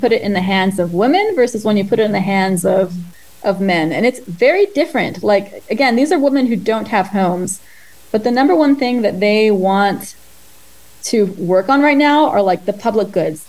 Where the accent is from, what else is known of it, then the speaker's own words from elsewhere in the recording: Israel; moved away; also born or lived in Ukraine; growing up in Israel, a lot of my friends are from the Ukrainian diaspora.